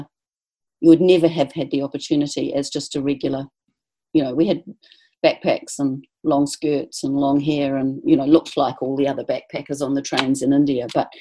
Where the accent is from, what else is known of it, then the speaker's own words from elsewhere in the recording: New Zealand; moved away as an adult; So I was about 26 or 27, I think, when we landed in London, and realizing that we weren't actually British.